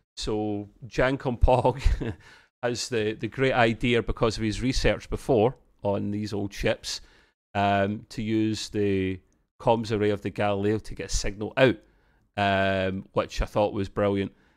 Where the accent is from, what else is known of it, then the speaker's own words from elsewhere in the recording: Scotland, United Kingdom; as a Scotsman myself